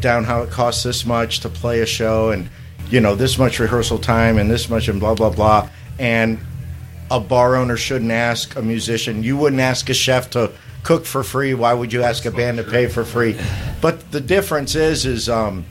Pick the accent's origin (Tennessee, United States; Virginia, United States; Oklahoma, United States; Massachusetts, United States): Oklahoma, United States; Broken Arrow; moved away as an adult; now in Akron, United States; I'm originally from Oklahoma myself